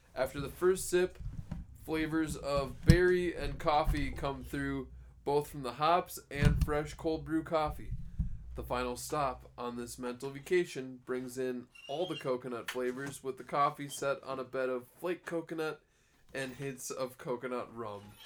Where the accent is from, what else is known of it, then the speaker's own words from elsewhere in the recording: Cold Spring, Minnesota, United States; I grew up in Cold Spring.